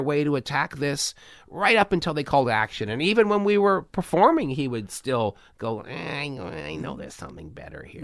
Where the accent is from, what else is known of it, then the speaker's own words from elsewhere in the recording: Canada; I'm Canadian.